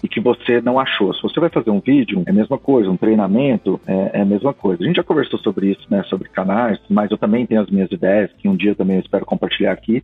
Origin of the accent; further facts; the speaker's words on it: Rio Verde, Goiás, Brazil; also born or lived in Bellevue, Washington, United States; now in McKinney, United States; me lembra minhas origens, né, cara? Eu sou de Rio Verde, em Goiás